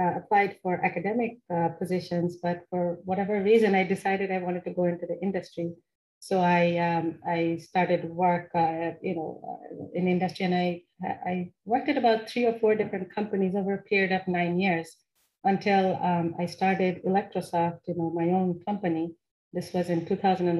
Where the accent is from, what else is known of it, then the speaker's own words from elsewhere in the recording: Kolkata, West Bengal, India; moved away as an adult; also born or lived in Maryland, United States; now in United States; I grew up there in the city of Kolkata, which is one of the bigger cities in India